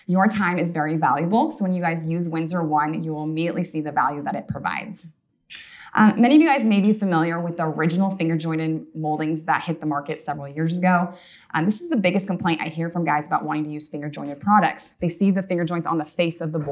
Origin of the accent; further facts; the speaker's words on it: Issaquah, Washington, United States; also born or lived in Black Diamond, Washington; I grew up in Issaquah, Washington